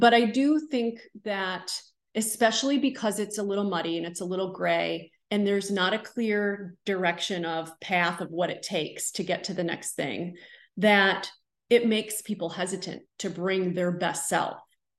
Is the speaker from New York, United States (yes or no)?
yes; New York, United States; now in North Carolina, United States; I'm from Central New York. There were not home builders there. That I came to North Carolina and I was selling homes.